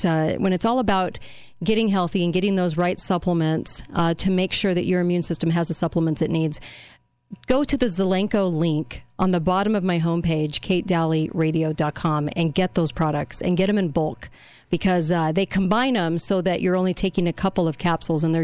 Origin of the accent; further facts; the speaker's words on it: Orange County, California, United States; I'm from California in Orange County